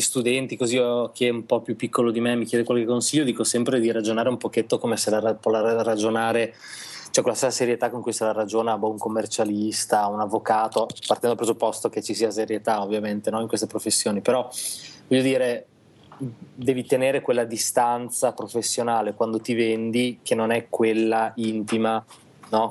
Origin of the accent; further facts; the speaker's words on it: Reggio Emilia, Emilia-Romagna, Italy; now in Milan, Italy; Siamo nati tutti, è vero, tutti e due a Reggio Emilia